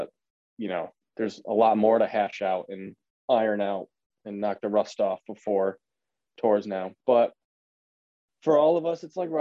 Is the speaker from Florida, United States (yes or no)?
no; Connecticut, United States; I'm from Connecticut, born and raised in Connecticut